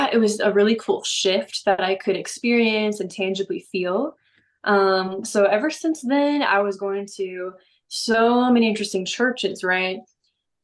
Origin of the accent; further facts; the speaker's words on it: St. Louis, Missouri, United States; also born or lived in Atlanta, Georgia / Texas; now in Dallas, United States; I live in Dallas, Texas, and I'm from all over though. So I was born in Atlanta, raised in St. Louis, but I've been in Texas for a really long time.